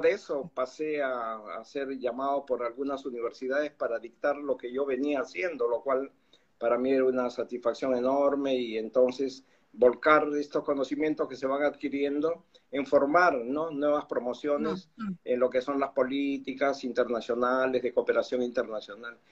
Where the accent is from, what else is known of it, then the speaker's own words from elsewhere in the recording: Lima, Peru; yo soy de Lima, tú sabes, Perú.